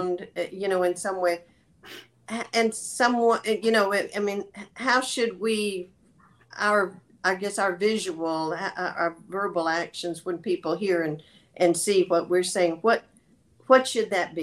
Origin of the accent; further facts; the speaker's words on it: the South, United States; I'm from the South